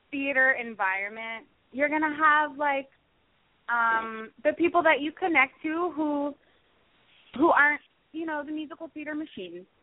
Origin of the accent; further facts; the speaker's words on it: Willingboro, New Jersey, United States; I did, yeah, in Willingboro, New Jersey. We're about 20 minutes outside of Philadelphia.